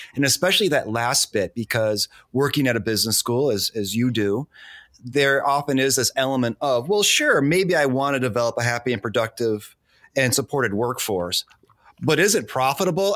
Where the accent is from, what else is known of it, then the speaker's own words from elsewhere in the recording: Detroit, Michigan, United States; moved away; I'm originally from Detroit